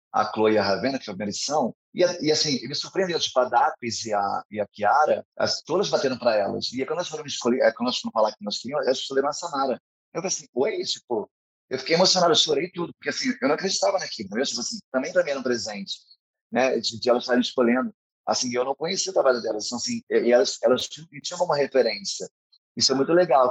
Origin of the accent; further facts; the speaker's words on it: São Gonçalo, Rio de Janeiro, Brazil; eu sou de São Gonçalo